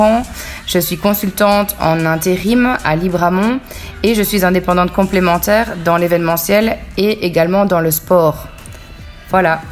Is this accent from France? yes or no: no; Bastogne, Wallonia, Belgium; now in Léglise, Belgium; je suis originaire de Bastogne, donc j'ai grandi à Bastogne